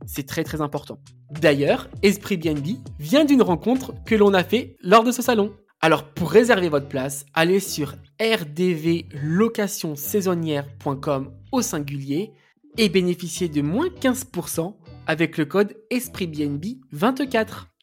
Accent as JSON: {"language": "French", "town": "Poitiers", "region": "Nouvelle-Aquitaine", "country": "France", "said": "Moi, je suis de Poitiers"}